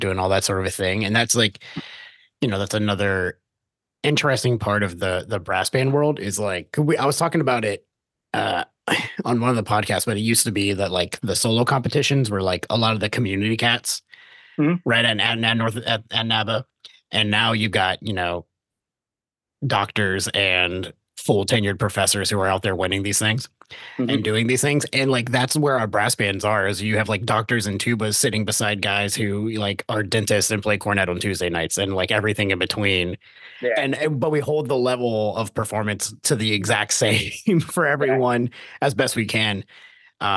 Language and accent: English; Virginia, United States; I grew up in Virginia.